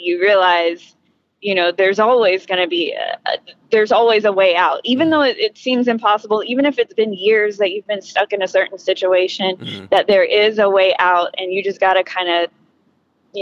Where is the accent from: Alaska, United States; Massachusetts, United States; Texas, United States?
Texas, United States; Austin; growing up in Austin